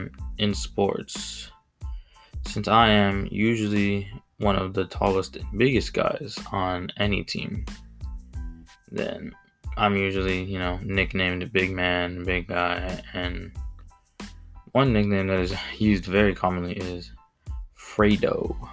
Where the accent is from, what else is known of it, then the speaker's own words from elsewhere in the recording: Mexico; accent: Mexican; names that I was, you know, used to saying because of my accent, my Mexican accent.